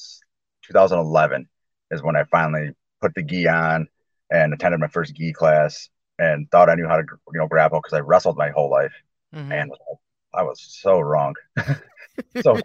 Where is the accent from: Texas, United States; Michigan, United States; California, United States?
Michigan, United States; Allegan; also born or lived in Grand Rapids, Michigan / Kalamazoo, Michigan; here in Allegan, Michigan, a little farm town that I grew up